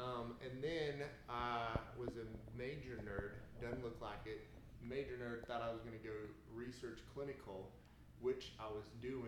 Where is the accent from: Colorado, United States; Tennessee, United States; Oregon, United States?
Colorado, United States; Colorado Springs; moved away; I'm from Colorado Springs, Colorado.